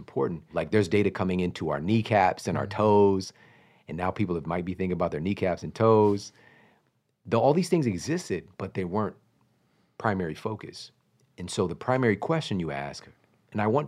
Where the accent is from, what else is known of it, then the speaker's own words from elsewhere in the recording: Ferguson, Missouri, United States; I'm from Ferguson, Missouri. I'm from St. Louis, Missouri